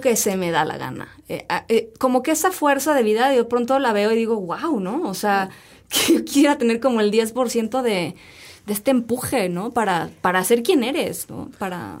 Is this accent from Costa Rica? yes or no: no; Mexico